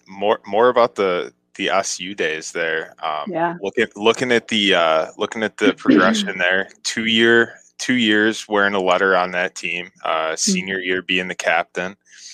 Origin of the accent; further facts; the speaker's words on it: Rochester, New York, United States; I grew up in Rochester. Actually, my dad's from Western PA.